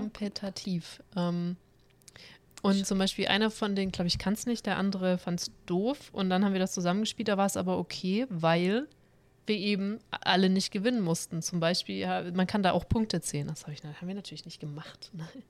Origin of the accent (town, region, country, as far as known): Stuttgart, Baden-Württemberg, Germany; also born or lived in Cologne area; now in Cologne, Germany